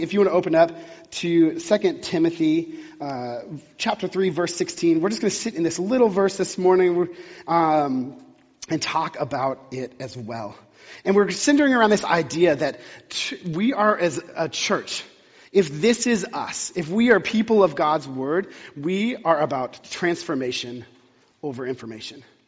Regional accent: Texas, United States; now in Pacific Northwest, United States; I grew up in the South in Texas

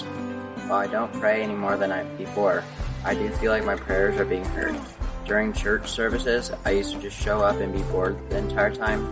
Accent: Sammamish, Washington, United States; also born or lived in Seattle; I was born in Seattle and I moved to Sammamish when I was two years old

